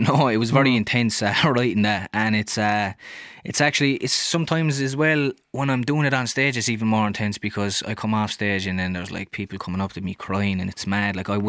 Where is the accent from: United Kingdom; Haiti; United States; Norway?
United Kingdom; Wales; I grew up in Cardhaven, which is kind of like a middle class neighbourhood, but then I was working class, my family was working class